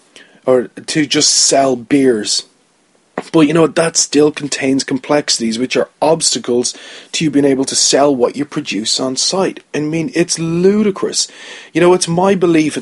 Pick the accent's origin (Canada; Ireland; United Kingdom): Ireland; as an Irish person